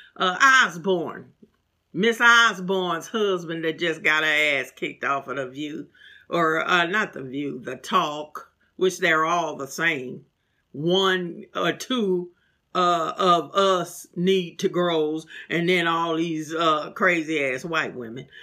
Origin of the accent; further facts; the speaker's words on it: St. Louis, Missouri, United States; moved away; my hometown of St. Louis